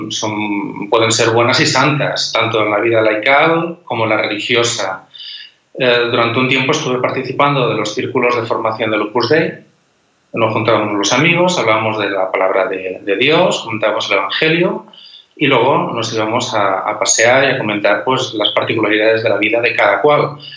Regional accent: Elda, Valencian Community, Spain; moved away; nací en ese pueblo de Valencia que se llama Elda.

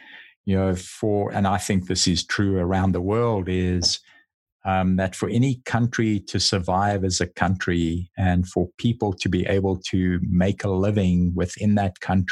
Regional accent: United States; as an American

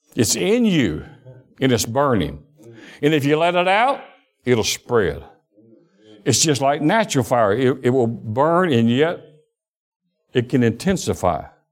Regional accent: Alabama, United States; born or raised there; also born or lived in Detroit, Michigan

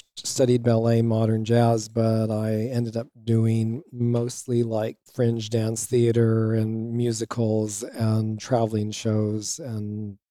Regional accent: Los Angeles, California, United States; moved away as an adult; also born or lived in Santa Fe / East Bay; now in Bay Area, United States; I never really resonated with LA, even though I grew up there.

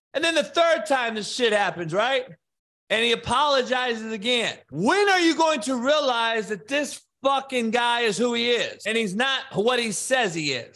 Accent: Compton, California, United States; only white guy growing up in Compton in the eighties

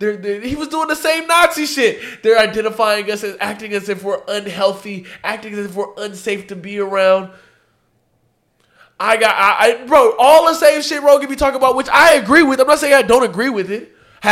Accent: Texas, United States; I'm from Texas.

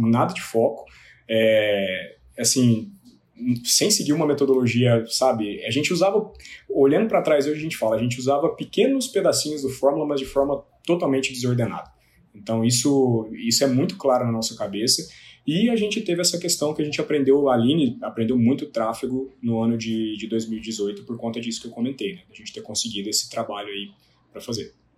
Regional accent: Lavras, Minas Gerais, Brazil; Eu sou de Lavras, do sul de Minas Gerais

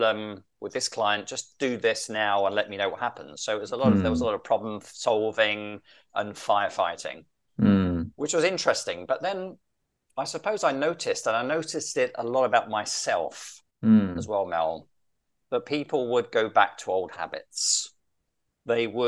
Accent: London, United Kingdom; moved away as an adult; now in Rome, Italy; I am from London in the UK. I have been living in Italy now since 1992

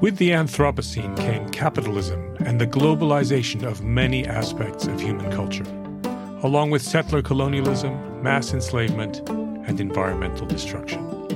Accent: United Kingdom; I'm too British.

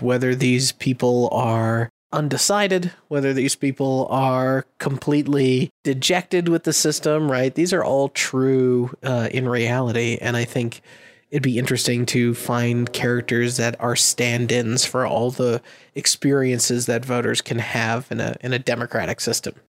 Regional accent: Massachusetts, United States; I'm from Massachusetts and we call ourselves the Commonwealth of Massachusetts

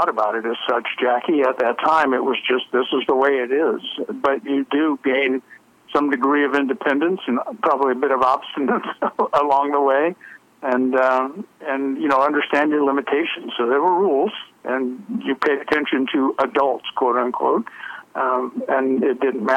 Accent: Alabama, United States; also born or lived in Florida; We're from Alabama originally

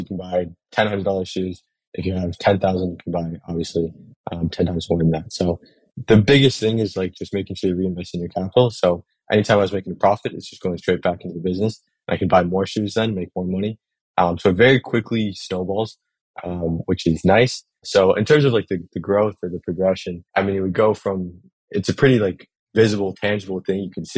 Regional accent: Massachusetts, United States; now in New York City, United States; I'm originally from Massachusetts. I'm located in New York City now

